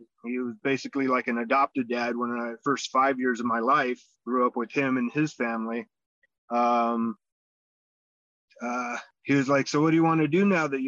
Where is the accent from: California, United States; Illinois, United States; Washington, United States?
California, United States; Los Angeles; also born or lived in Israel; I was born here in the United States, California, Los Angeles area. It kind of, you sink into little suburbs, and I was in North Hollywood